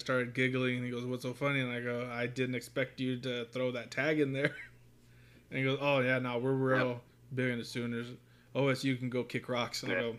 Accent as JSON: {"language": "English", "town": "Fresno", "region": "California", "country": "United States", "tie": "born or raised there", "moved": "yes", "lives_now": "Norman, United States", "said": "I grew up in California."}